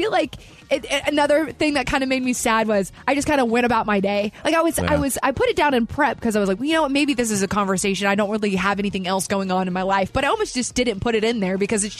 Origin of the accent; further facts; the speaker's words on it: the South, United States; I love small talk. I'm from the South again. Like, I just have small talk is just a thing that I do.